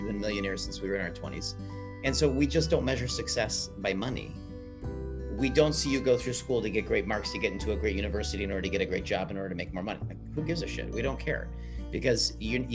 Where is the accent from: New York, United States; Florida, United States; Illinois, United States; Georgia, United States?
Illinois, United States; Chicago; I grew up in Chicago here in the States